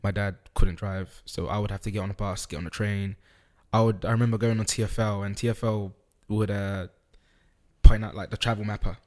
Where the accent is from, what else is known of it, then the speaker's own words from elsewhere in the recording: United Kingdom; also born or lived in Netherlands; I was born in Holland. I moved to the U K when I was about four. So I started education here